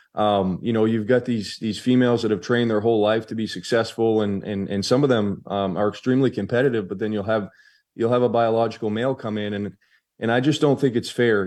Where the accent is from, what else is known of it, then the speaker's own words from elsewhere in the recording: Maine, United States; I was a delegate for my hometown